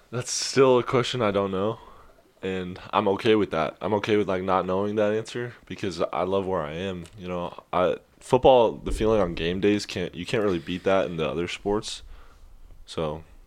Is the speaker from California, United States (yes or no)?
yes; Sacramento, California, United States; moved away as an adult; I'm from Sacramento, California, born and raised over there